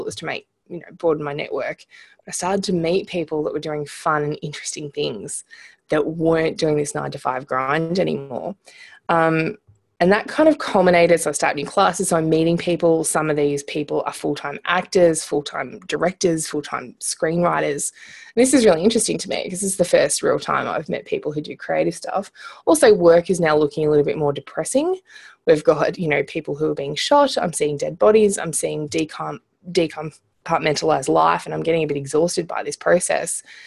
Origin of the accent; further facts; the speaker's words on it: Munro, Australia; accent: Australian; I'm Australian, if you haven't picked up from the accent already. Um, so I was, grew up in a little town called Munro, and it had about hundred people in it.